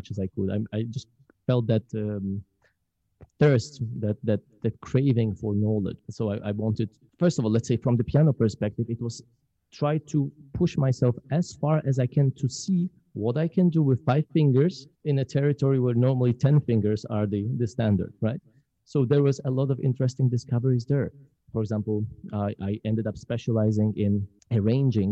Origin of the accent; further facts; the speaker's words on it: Poland; English is a second language; moved away as an adult; now in Mississippi, United States; growing up in Poland